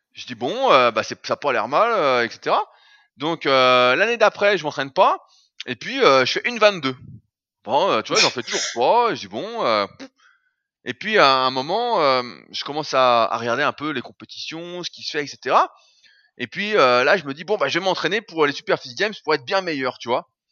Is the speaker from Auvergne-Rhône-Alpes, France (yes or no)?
yes; Annecy, Auvergne-Rhône-Alpes, France; je suis d'Annecy